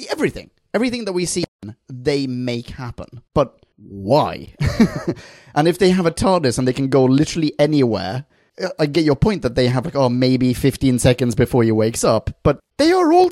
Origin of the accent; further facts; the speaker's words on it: Bratislava, Bratislava Region, Slovakia; also born or lived in Australia; I'm from Bratislava, but I did an Erasmus year in Australia.